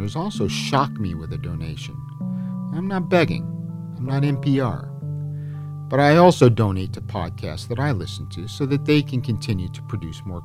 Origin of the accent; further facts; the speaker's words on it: United States; now in Russia; as an American